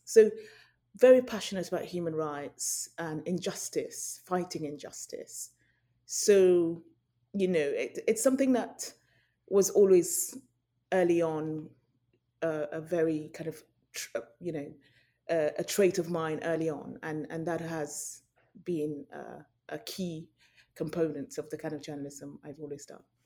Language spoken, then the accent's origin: English; Nigeria; moved away; also born or lived in United Kingdom / London; I'm Nigerian. I went to boarding school briefly in Nigeria before I moved to U K.